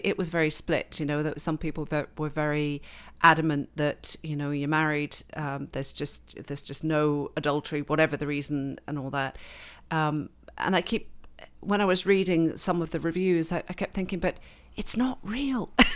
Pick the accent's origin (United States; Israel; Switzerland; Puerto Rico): Switzerland; accent: very English; moved away as an adult; also born or lived in England; now in Canada; I grew up in, born in England, grew up in Switzerland